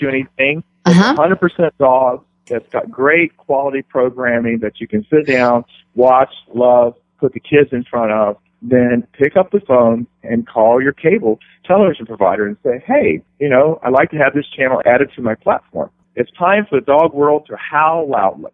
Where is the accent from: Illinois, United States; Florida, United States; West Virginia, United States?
West Virginia, United States; growing up in West Virginia